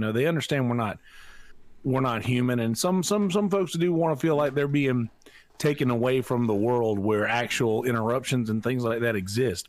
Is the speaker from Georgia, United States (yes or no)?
no; Marlboro County, South Carolina, United States; I'm from Marlborough County, uh, South Carolina